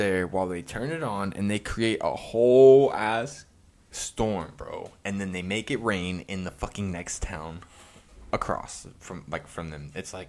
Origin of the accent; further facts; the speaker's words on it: Moore, Oklahoma, United States; because I was growing up in Moore, in Oklahoma, prior to that with...